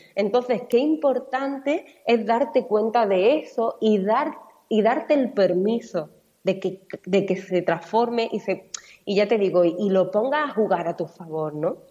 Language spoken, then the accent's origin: Spanish; Málaga, Andalusia, Spain; now in Mallorca, Spain; Yo vivo en Mallorca, soy malagueña